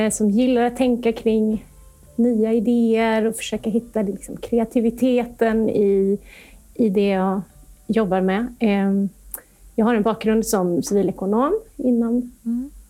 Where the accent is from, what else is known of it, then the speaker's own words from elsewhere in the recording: Gothenburg, Västra Götaland, Sweden; i Göteborg. Där finns mm. jag allt som oftast, eller i alla fall nu i dessa tider. Ja, så så är det så. Det är min hemort.